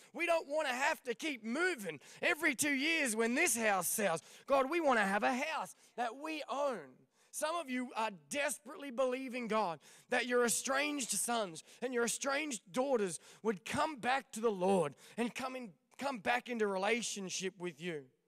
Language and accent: English; Victoria, Australia; moved away as an adult; also born or lived in Ipswich, Queensland / Proserpine, Queensland / Albury Wodonga; now in Des Moines, United States; then we moved to Victoria